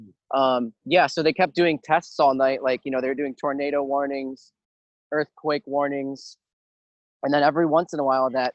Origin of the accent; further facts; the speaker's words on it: Ohio, United States; I live in Ohio